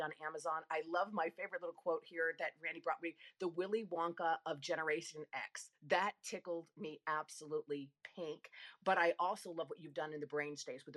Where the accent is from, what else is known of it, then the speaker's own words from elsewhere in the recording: Rome, Lazio, Italy; I was born in Rome, nowhere near Sicily.